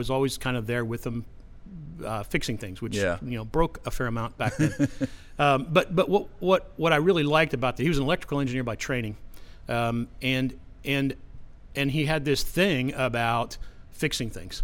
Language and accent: English; Pittsburgh, Pennsylvania, United States; when I grew up in Pittsburgh, it was a much grittier city.